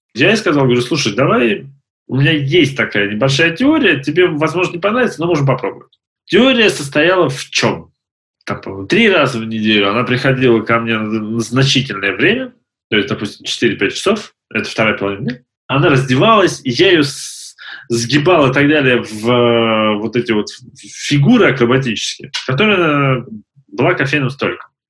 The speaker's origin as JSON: {"language": "Russian", "region": "Siberia", "country": "Russia", "said": "Я сам из Сибири"}